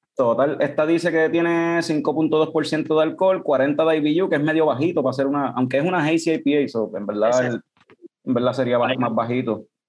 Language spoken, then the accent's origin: Spanish; Ponce, Puerto Rico; yo somos de Ponce también